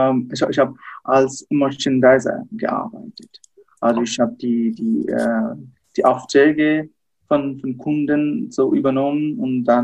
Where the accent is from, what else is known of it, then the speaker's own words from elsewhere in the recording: Dhaka, Dhaka Division, Bangladesh; Hallo, äh, ja, ich bin ähm, in der Hauptstadt Dhaka geboren und auch dort aufgewachsen. Ich bin auch in Dhaka in die Schule gegangen.